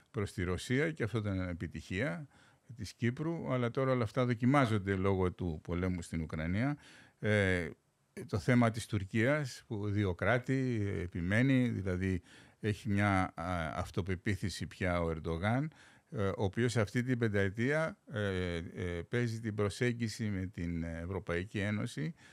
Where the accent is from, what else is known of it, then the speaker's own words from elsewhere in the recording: Greece; Χθε διάβαζα ένα στου έξι κινδυνεύει με απόλυτη φτώχεια στη, στην πατρίδα μου.